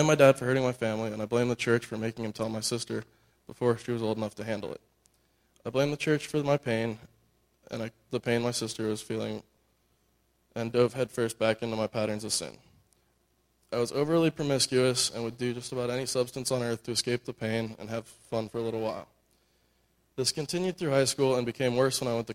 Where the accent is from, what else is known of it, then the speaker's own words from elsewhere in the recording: Northern Virginia, United States; also born or lived in California; we moved from California to the East Coast. I was almost 4. While living in Northern Virginia